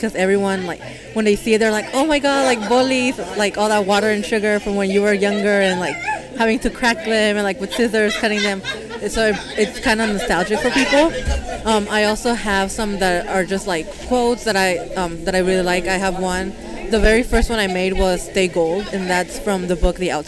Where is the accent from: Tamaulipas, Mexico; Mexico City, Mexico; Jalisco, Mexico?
Jalisco, Mexico; San Juan de los Lagos; moved away; I'm from San Juan de los Lagos, Jalisco